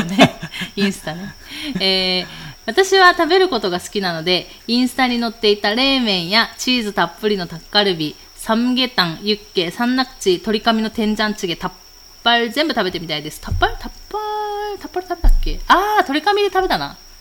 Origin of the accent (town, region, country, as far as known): Miyazaki, Japan; born or raised there; moved away